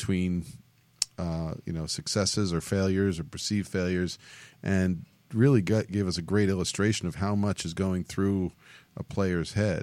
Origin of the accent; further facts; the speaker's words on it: New York, United States; now in Southern California, United States; being a New Yorker